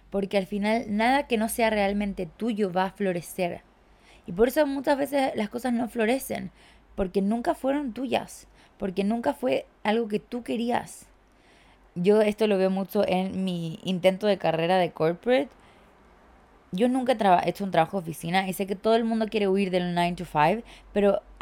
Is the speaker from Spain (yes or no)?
no; Chile; Sí, chiques, vuelvo a Chile, yo soy de Chile. Sé que no tengo acento, lo sé, me lo dicen todo el tiempo, que tengo un acento raro